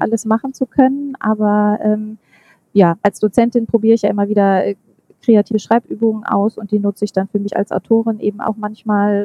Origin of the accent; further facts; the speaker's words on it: Münster, North Rhine-Westphalia, Germany; also born or lived in Oslo / Hamburg / Stuttgart; ich bin Münsteraner und ähm, ich habe ein paar Stationen hinter mir. Ich war eine Zeit lang in Oslo, in Hamburg und in Stuttgart und wohne aber inzwischen wieder in Münster